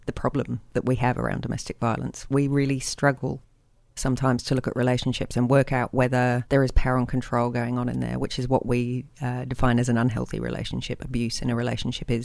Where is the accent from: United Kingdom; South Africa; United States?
United Kingdom; England; now in Sydney, Australia; I'm English